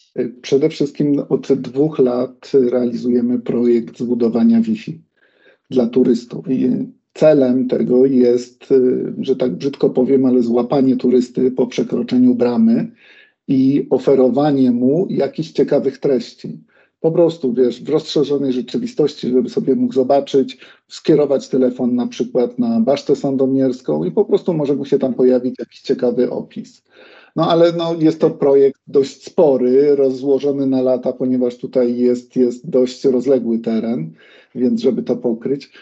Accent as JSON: {"language": "Polish", "town": "Kraków", "region": "Lesser Poland", "country": "Poland", "tie": "born or raised there", "said": "jestem Krakusem, więc dla mhm. mnie od odkąd pamiętam, ten Wawel gdzieś istniał"}